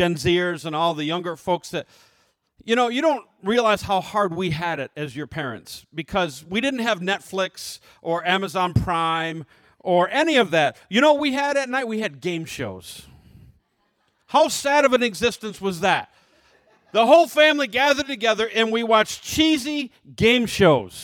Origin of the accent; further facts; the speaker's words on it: United States; as American Christians